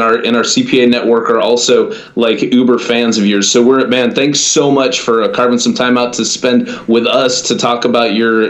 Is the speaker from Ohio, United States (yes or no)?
yes; Akron, Ohio, United States; moved away; I was born in Akron, Ohio.